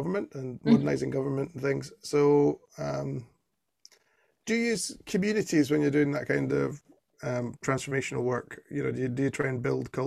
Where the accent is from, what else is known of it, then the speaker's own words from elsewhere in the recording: Scotland, United Kingdom; growing up in Scotland